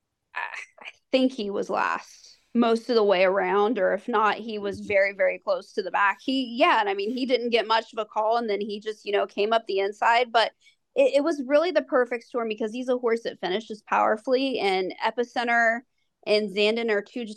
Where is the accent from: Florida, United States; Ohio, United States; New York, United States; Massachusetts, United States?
Ohio, United States; growing up in Ohio